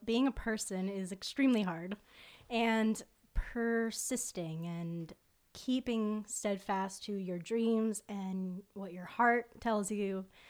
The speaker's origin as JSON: {"language": "English", "town": "Fort Lauderdale", "region": "Florida", "country": "United States", "tie": "born or raised there", "said": "my hometown and which is South Florida, Fort Lauderdale"}